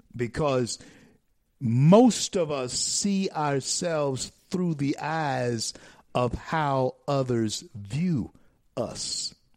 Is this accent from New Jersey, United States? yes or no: no; Shreveport, Louisiana, United States; Shreveport, Louisiana, my hometown born in Confederate Memorial Hospital